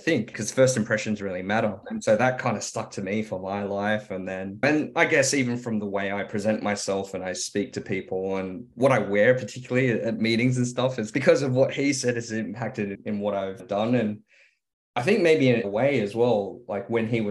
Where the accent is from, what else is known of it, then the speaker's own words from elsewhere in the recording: Sydney, New South Wales, Australia; also born or lived in Hong Kong; came here when I was 2 years old, grew up here and grew up in Ermington